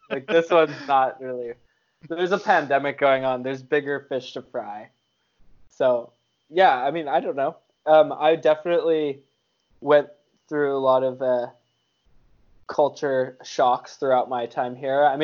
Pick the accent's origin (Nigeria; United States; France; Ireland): United States; Hawaii; now in Canada; Don't forget that I'm also American, being in Canada.